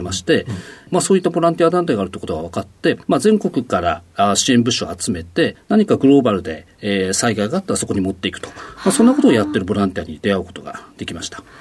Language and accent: Japanese; Odate, Akita, Japan; 秋田県大館市